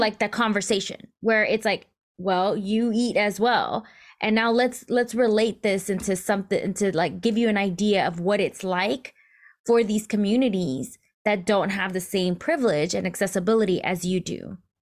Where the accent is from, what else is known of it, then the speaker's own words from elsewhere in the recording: United States; I'm first generation American. My, my parents were born in Mexico and they immigrated over to the U S